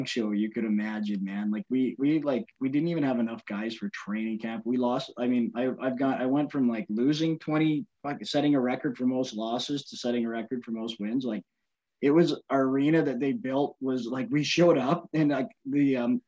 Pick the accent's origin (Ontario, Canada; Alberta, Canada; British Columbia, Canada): British Columbia, Canada; Victoria; moved away; I had to go back to like my hometown